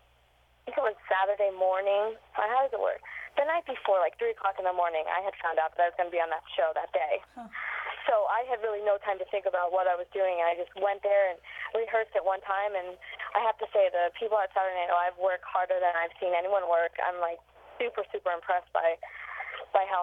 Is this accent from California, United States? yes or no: no; Pennsylvania, United States; now in New York City, United States; that's my home state